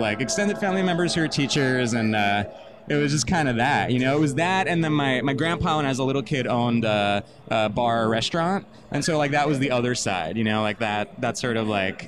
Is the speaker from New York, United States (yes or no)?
yes; Long Island, New York, United States; I'm from Long Island originally